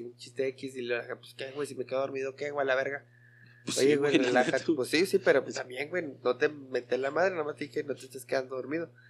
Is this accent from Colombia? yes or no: no; Ciudad Obregón, Sonora, Mexico; now in Mexicali, Mexico; No, aquí en Mexicali. Soy de Obregón, pero aquí resido en Mexicali.